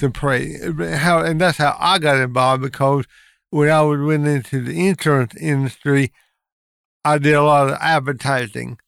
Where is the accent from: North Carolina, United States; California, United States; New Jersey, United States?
North Carolina, United States; Lincoln County; born and raised in Lincoln County